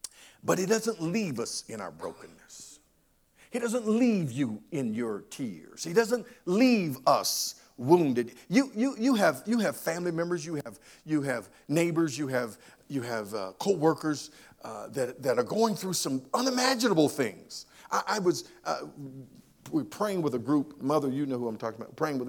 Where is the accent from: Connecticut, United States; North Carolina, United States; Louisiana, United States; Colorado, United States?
North Carolina, United States; Monroe; I grew up in Union County, Monroe in particular, and this was when segregation was in motion.